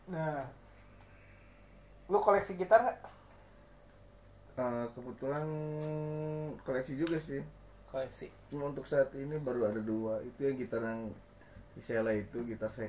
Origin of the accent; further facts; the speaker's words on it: Bandung, West Java, Indonesia; kan band dari Bandung nih gua sendiri kan orang Bandung